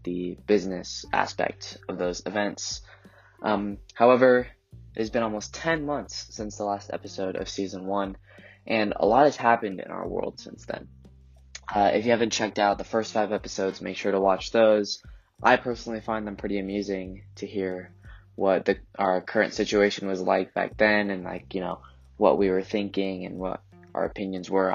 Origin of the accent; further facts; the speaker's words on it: Colorado, United States; I was born and raised in Colorado